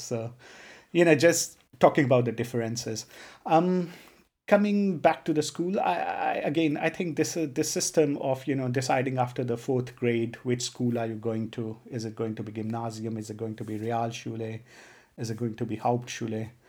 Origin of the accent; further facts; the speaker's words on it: Punjab, India; first language Punjabi; English is a second language; moved away; also born or lived in Tanzania; I'm from a state called Punjab